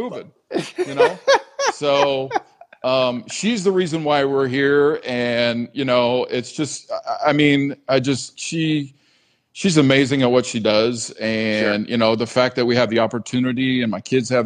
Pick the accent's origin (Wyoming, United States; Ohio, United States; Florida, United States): Florida, United States; Bradenton; moved away as an adult; also born or lived in Buffalo, New York / Tallahassee, Florida; now in Costa Rica; I was born in Buffalo, left there in 1979, pretty much grew up in Bradenton, Florida